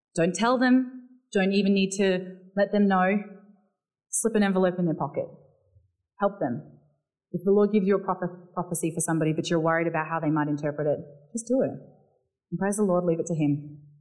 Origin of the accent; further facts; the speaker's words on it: Barossa Valley, South Australia, Australia; accent: South Australian; now in Melbourne, Australia; I grew up in the Barossa Valley where the vineyards are.